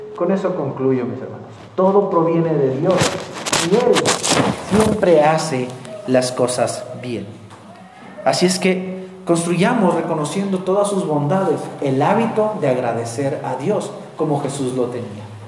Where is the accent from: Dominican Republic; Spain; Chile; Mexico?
Mexico; los mexicanos lo sabemos